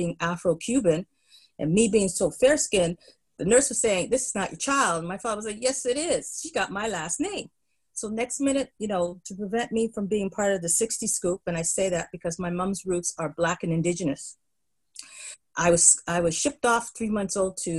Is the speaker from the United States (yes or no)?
no; Windsor, Nova Scotia, Canada; born there; My connection with Nova Scotia was I was born there. I was born in Windsor, and that is, the county is Annapolis Valley, so I'm really a valley girl.